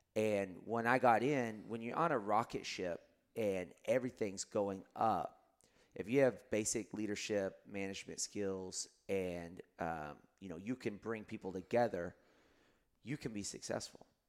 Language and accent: English; Lubbock, Texas, United States; now in Austin, United States; at the high school, um, where I grew up in Lubbock, Texas